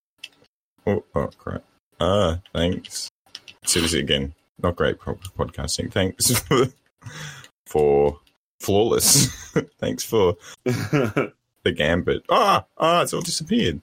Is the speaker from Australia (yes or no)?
yes; Australia; I'm Australian